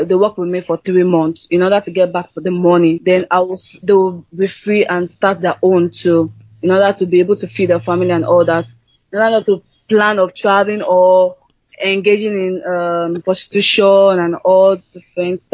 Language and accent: English; Nigeria; also born or lived in Oman; I'm proud of my country